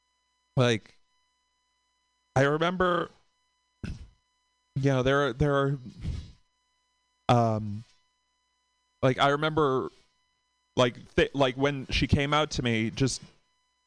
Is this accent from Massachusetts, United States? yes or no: yes; Boston, Massachusetts, United States; from Boston